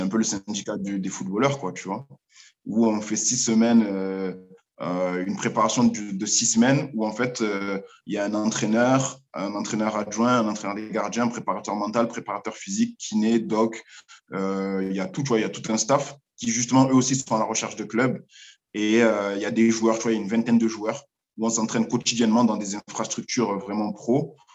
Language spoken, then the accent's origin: French; Marseille, Provence-Alpes-Côte d'Azur, France; moved away as an adult; je suis de Marseille à la base